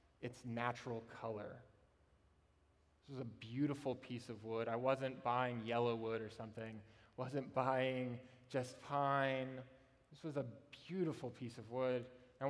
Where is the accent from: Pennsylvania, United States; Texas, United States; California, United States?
Texas, United States; Austin; my home church, the church I grew up in Austin